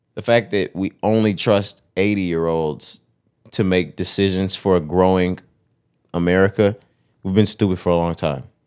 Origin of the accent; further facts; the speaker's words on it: Texas, United States; We're from Texas. This is the South